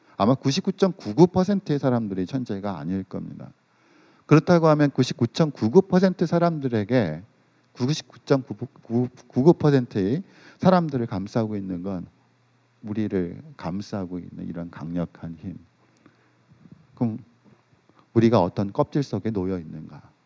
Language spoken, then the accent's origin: Korean; South Korea